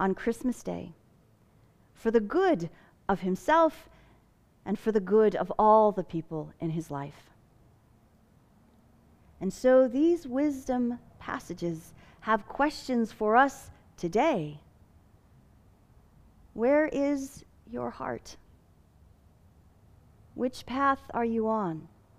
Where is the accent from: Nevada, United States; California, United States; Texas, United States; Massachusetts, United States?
California, United States; Fillmore; you could still find beautiful orange groves in my hometown.